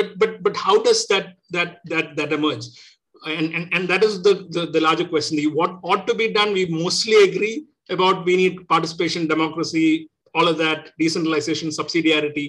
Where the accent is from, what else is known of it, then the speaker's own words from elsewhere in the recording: Kerala, India; I'm originally from Kerala